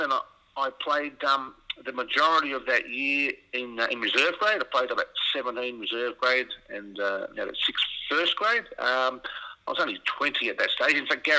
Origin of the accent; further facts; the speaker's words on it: Wollongong, New South Wales, Australia; moved away as an adult; also born or lived in Sydney / England; I'm from Wollongong originally, grew up there